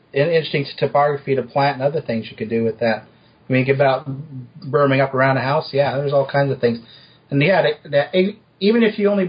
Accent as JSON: {"language": "English", "region": "Utah", "country": "United States", "tie": "born or raised there", "said": "I grew up in Utah"}